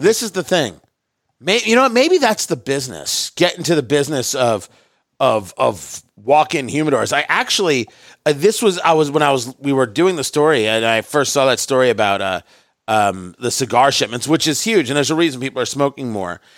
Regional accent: New York City, New York, United States; moved away; also born or lived in Indianapolis; I was born in Brooklyn, right? Born in Brooklyn, New York.

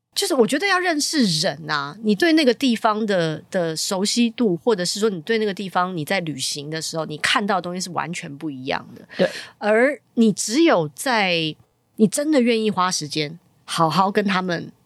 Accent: Taiwan; 我也是台湾人

